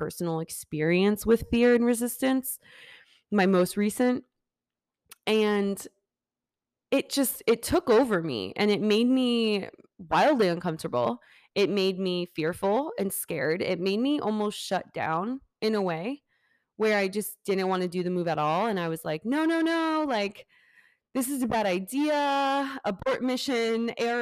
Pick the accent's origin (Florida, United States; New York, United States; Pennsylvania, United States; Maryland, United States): Florida, United States; Fort Lauderdale; moved away as an adult; that's my hometown. That is where I'm from, born and raised up to 18